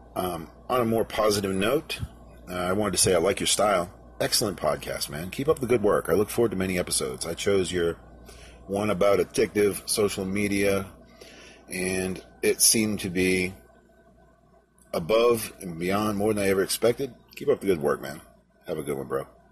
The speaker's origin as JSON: {"language": "English", "country": "United States"}